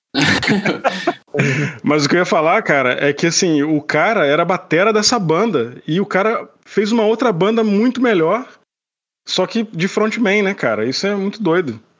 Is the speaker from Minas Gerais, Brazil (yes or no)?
no; Petrópolis, Rio de Janeiro, Brazil; moved away as an adult; now in Canada; eu sou de Petrópolis e morava no Rio, né? Me mudei pro Rio em 2008